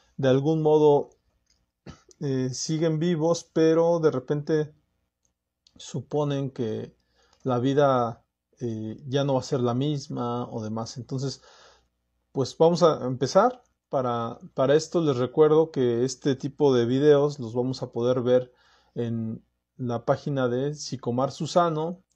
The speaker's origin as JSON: {"language": "Spanish", "country": "Mexico", "said": "como mexicanos"}